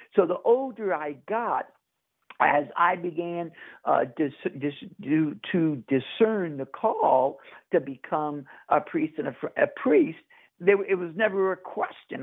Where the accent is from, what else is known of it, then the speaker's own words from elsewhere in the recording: New Orleans, Louisiana, United States; growing up in New Orleans, my older sister is a poor Clare nun